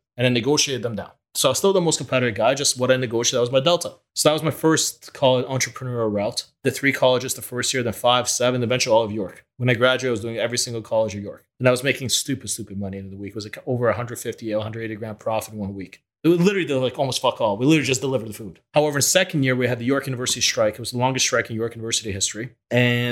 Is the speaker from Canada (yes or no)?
yes; Canada; English is a second language; also born or lived in Ukraine / Israel; moved to Canada when I was 8 years old